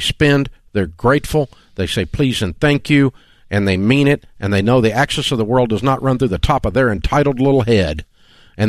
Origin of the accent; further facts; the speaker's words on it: the South, United States; We're from the South